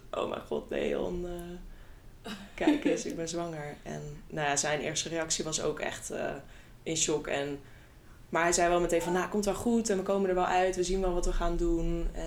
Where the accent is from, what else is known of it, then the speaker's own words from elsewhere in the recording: The Hague, South Holland, Netherlands; now in IJsselstein, Netherlands; Ik eh, ben 28 jaar oud en ik woon in IJsselstein. Ik kom oorspronkelijk uit Den Haag, dus ik voel me eigenlijk